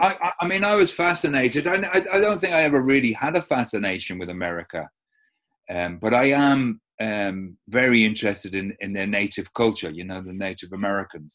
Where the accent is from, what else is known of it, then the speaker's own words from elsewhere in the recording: London, United Kingdom; now in Ireland; I was, grew up an immigrant in South London, so never really belonged, you know, I knew, you know, I was an Irish kid.